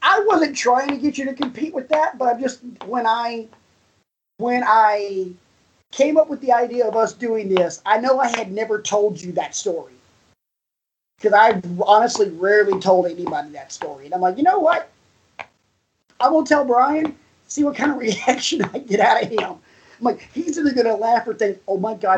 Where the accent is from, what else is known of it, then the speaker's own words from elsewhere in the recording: the South, United States; me growing up in the South, I referred to my grandmother as Momo